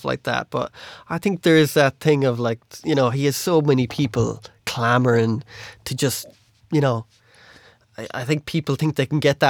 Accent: Ireland; we were like, Ireland

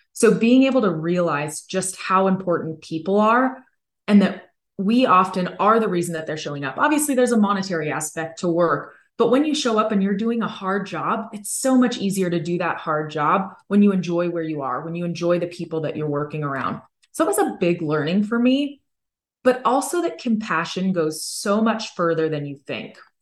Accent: Hayward, California, United States; I grew up in California. I was born in Hayward and I was raised in the Bay Area

